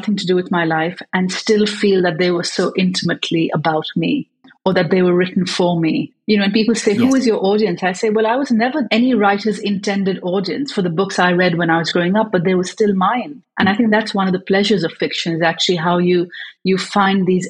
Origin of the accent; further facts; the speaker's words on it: Karachi, Sindh, Pakistan; first language English; I was growing up in Pakistan, but English was my first language.